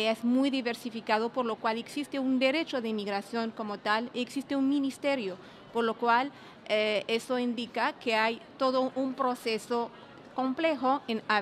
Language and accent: Spanish; Algeria; now in Canada; soy de origen argelino, vivo aquí en Canadá desde casi 20 años